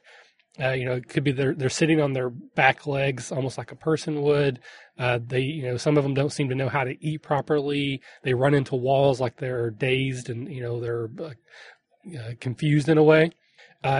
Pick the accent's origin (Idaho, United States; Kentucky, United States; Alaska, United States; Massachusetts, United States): Kentucky, United States; I'm from Kentucky